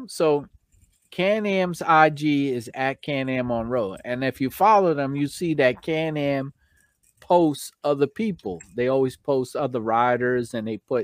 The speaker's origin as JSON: {"language": "English", "region": "New York", "country": "United States", "accent": "New York", "said": "my New York accent"}